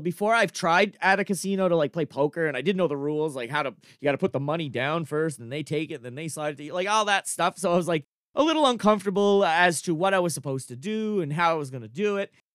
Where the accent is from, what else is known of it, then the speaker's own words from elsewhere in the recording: Cape Breton, Nova Scotia, Canada; I'm an East Coaster, I'm from Cape Breton